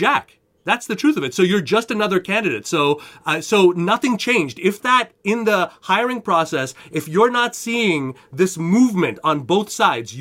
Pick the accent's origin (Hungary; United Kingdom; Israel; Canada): Canada; moved away as an adult; now in United States; I'm a Canadian